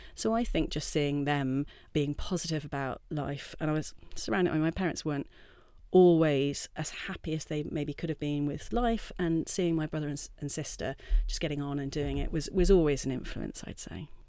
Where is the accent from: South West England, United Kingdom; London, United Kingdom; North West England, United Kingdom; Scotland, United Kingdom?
South West England, United Kingdom; Wiltshire; moved away as an adult; also born or lived in Durham; I'm from Wiltshire, originally.